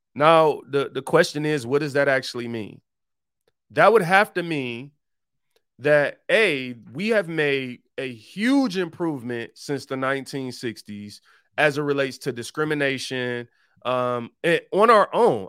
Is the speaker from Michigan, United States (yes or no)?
yes; Detroit, Michigan, United States; I was born and raised in Detroit